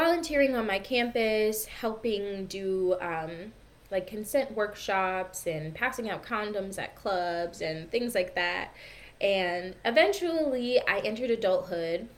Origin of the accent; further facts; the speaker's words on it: Michigan, United States; I grew up in a really conservative family. I'm from the Midwest. I'm from Michigan in the United States